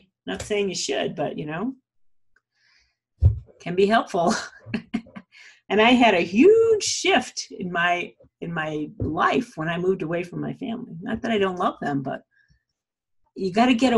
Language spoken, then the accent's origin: English; New England, United States; accent: New England; also born or lived in Colorado; now in Aspen, United States; my New England accent? I am from New England originally, you guys. But I live in Colorado outside of Aspen